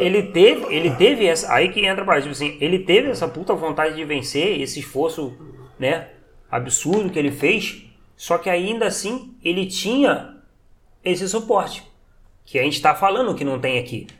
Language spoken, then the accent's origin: Portuguese; Teresópolis, Rio de Janeiro, Brazil; eu sou de Teresópolis